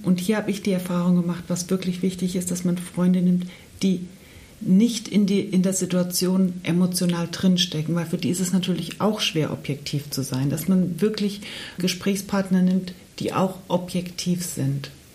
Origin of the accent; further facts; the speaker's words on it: Germany; Ich bin in Deutschland geboren